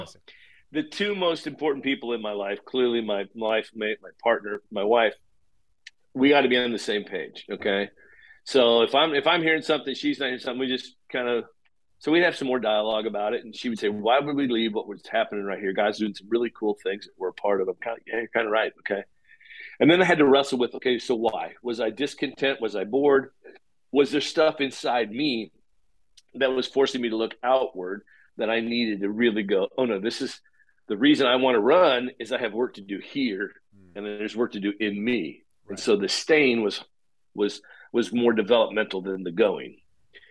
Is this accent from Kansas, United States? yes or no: yes; Paola, Kansas, United States; moved away as an adult; also born or lived in Chicago; now in Kansas City, United States; Kansas City was kind of my hometown where we'd grown up, just outside the southern part of the city, actually in rural in Payola, Kansas